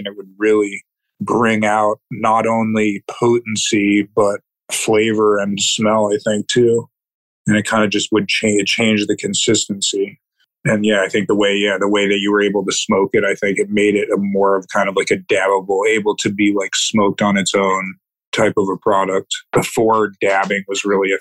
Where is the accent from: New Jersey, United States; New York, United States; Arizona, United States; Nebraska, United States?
New Jersey, United States; now in Maine, United States; I grew up in New Jersey